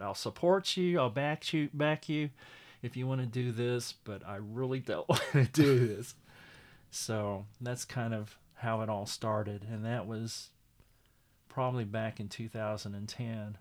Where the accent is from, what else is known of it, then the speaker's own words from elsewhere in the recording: Miami, Oklahoma, United States; I'm originally from Miami, Oklahoma, mm-hmm. and uh, uh, I was born and raised there